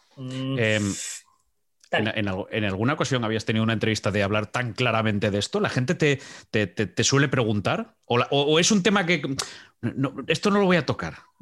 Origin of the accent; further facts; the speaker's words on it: Asturias, Spain; cuando estamos dentro eh, somos de gijoneses, de, Pola, de las cuencas, de Oviedo, de... pero fuera somos asturianos